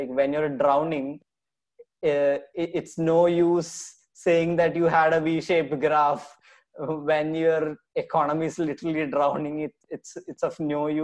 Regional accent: Kerala, India; my home state, Kerala

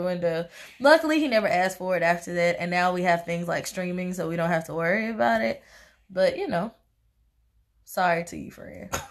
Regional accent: Tennessee, United States; I'm from Tennessee

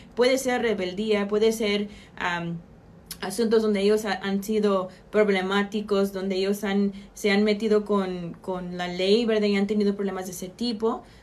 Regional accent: Mexico; soy, soy latina y soy mexicana

